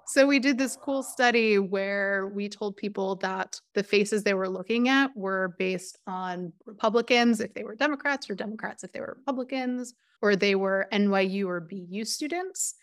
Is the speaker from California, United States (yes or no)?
no; about twenty miles north of Manhattan, New York, United States; my family is from about twenty miles north of Manhattan.